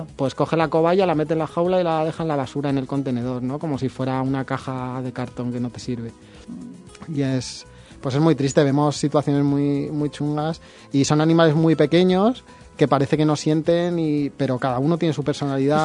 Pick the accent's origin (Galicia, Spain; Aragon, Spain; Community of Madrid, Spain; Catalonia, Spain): Community of Madrid, Spain; Madrid; now in Valencia, Spain; Yo soy de Madrid